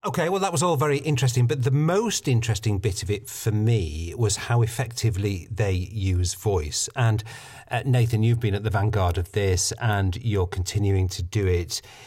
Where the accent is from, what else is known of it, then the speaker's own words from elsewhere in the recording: United Kingdom; I'm British